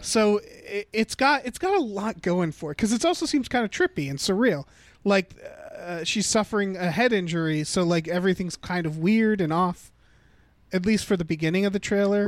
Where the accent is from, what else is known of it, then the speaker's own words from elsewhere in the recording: United States; I was born in America